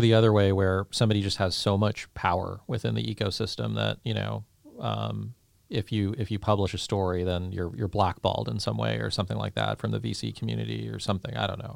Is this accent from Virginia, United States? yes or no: no; Saratoga, California, United States; I grew up in Saratoga